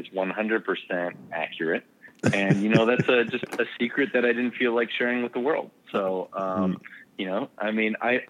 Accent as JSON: {"language": "English", "country": "Canada", "said": "I gotta stick with my hometown crowd, right? So French-Canadian, buddy."}